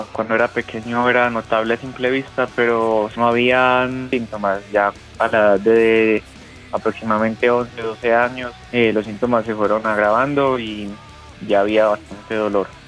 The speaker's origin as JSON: {"language": "Spanish", "town": "Medellín", "region": "Antioquia", "country": "Colombia", "said": "Eh, no, yo soy de Medellín."}